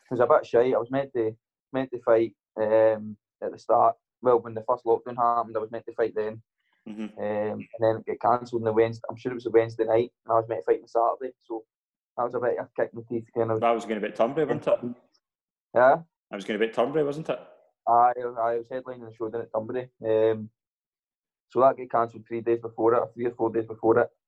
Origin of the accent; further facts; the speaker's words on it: Kincaidston, Scotland, United Kingdom; Um, I grew up. I grew up in Kincaidston. Um, been been there all my life.